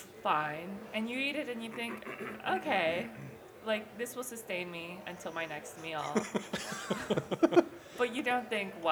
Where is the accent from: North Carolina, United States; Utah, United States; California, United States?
Utah, United States; Salt Lake City; moved away as an adult; also born or lived in London area, United Kingdom; now in London, United Kingdom; I'm from Salt Lake City